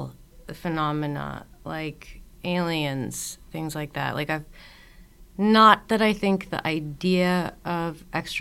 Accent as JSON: {"language": "English", "region": "the Northeast of the U.S.", "country": "United States", "tie": "born or raised there", "said": "I grew up in the Northeast of the U.S. where all winter there's just tons of snow"}